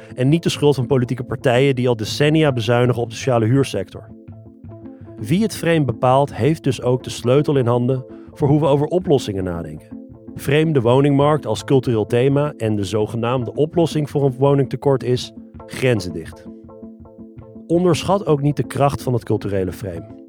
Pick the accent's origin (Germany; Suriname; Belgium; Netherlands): Netherlands; Ik woonde toen al 30 jaar in Nederland. Mijn ouders zijn begin jaren 80 uit Iran gevlucht naar Nederland